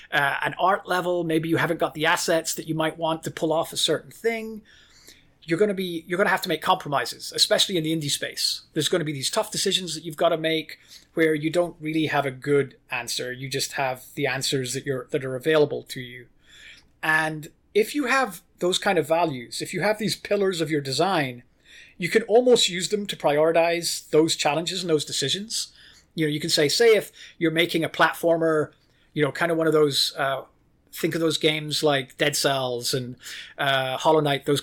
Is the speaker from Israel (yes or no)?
no; Ireland; also born or lived in United Kingdom / Norway; I lived in Ireland. I grew up in Ireland. I moved back to London in the UK for college.